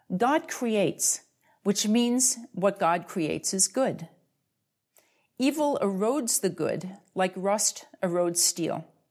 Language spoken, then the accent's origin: English; United States; I'm part of the Scandinavian diaspora, um, in North America. Uh, but since I am American